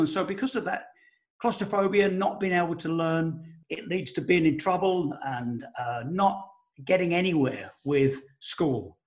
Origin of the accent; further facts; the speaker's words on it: Elm Park, London, United Kingdom; I grew up in Elm Park, Essex, which is next to Romford in Essex.